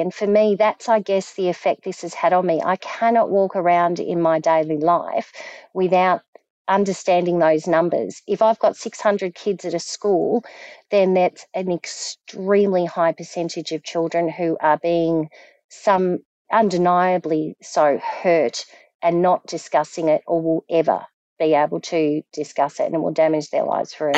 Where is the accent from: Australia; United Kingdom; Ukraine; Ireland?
Australia; Frankston, Victoria; moved away as an adult; also born or lived in Melbourne / Queensland; now in Perth, Australia; I grew up in Frankston